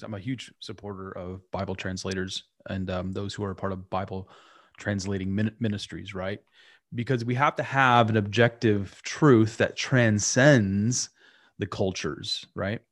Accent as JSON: {"language": "English", "country": "United States", "said": "who's an American"}